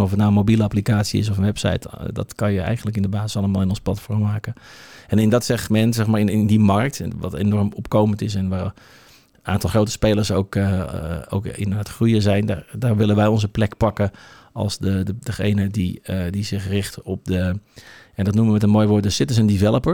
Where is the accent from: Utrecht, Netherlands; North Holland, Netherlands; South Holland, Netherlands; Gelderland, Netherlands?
North Holland, Netherlands; Obdam; Wij komen van oorsprong uit Opdam. Ja. Uh, ehm, eh, Opdam is een prachtig dorp. Eh, op 15 minuten rijden van, van Alkmaar ben ik opgegroeid.